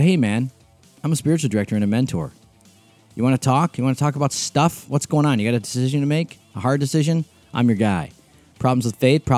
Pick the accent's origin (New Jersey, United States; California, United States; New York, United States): New York, United States; Rochester; Di and I grew up in Rochester